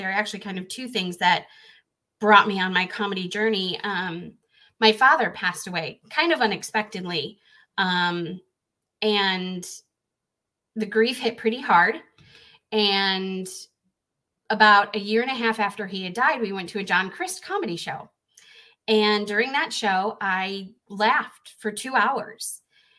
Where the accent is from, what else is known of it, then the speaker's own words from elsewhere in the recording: Chicago, Illinois, United States; moved away as an adult; I grew up in the Chicagoland area, and that's where I performed